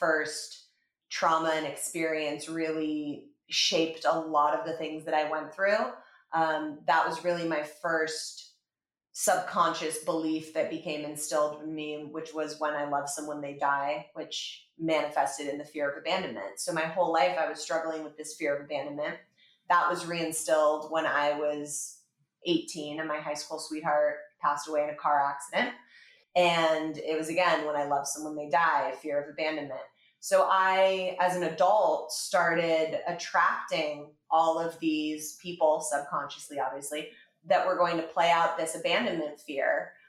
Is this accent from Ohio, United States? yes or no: no; Los Angeles, California, United States; I grew up in Los Angeles with my mom and my dad.